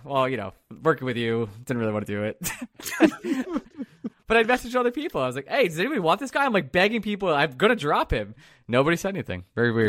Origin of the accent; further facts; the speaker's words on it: New York, United States; moved away as an adult; now in Philadelphia, United States; some guy who moved to Philly four years ago 'cause I work remotely. I'm from New York